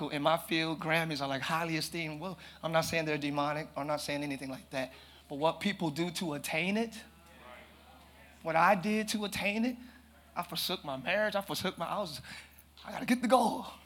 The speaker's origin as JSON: {"language": "English", "town": "Pine Hills", "region": "Florida", "country": "United States", "said": "I'm from Pine Hills. Plural, yes, I said plural."}